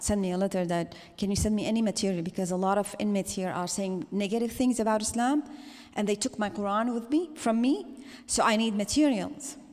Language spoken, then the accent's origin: English; Syria; now in Los Angeles, United States; I am from Syria.